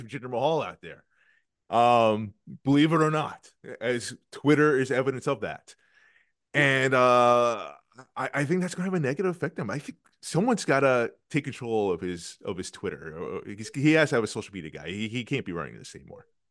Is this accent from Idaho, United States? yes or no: no; New York, United States; I am a New Yorker